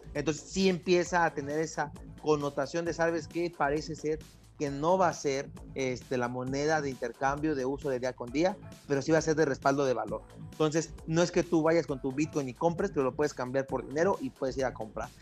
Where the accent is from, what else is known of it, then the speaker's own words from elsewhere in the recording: Mexico; si uno como mexicano